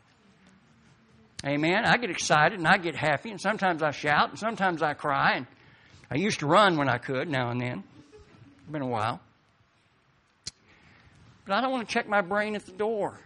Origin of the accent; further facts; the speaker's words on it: Appalachian Highlands, East Kentucky, United States; now in Mount Zion, Illinois, United States; I'm from East Kentucky in the Appalachian Highlands